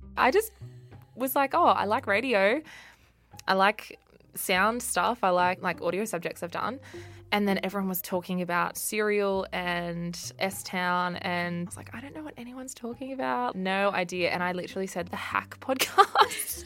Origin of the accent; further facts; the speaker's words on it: Australia; my hometown on the south coast